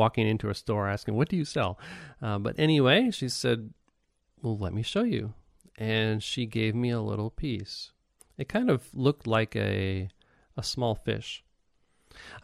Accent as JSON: {"language": "English", "country": "United States", "moved": "yes", "lives_now": "Japan", "said": "as an American"}